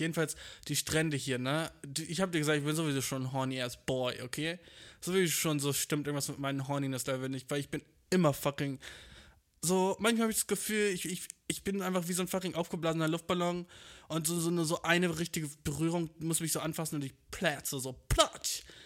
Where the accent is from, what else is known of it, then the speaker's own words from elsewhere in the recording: Germany; ich bin genauso wie du in Deutschland geboren